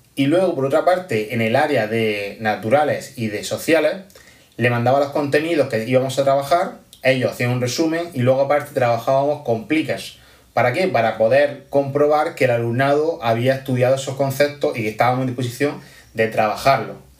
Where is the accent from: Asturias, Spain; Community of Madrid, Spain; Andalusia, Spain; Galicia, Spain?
Andalusia, Spain; Almería; soy de Almería